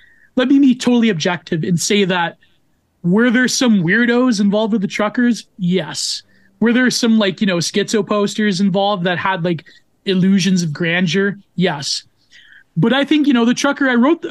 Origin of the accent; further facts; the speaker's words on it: Canada; I'm a Canadian